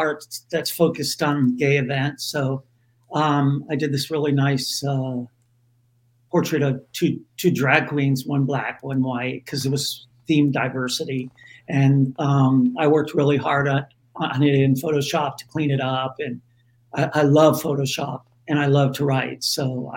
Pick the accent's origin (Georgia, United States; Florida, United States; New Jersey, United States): Florida, United States; moved away; also born or lived in San Francisco; I'm from Florida